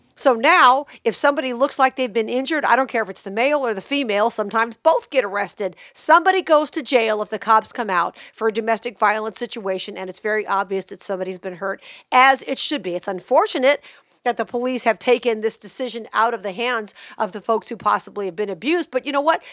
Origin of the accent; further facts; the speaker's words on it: Las Vegas, Nevada, United States; growing up in Vegas